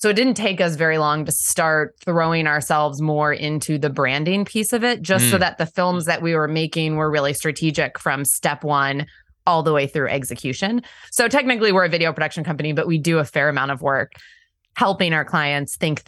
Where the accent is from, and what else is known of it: Pennsylvania, United States; born or raised there; also born or lived in Washington, D.C. / North Carolina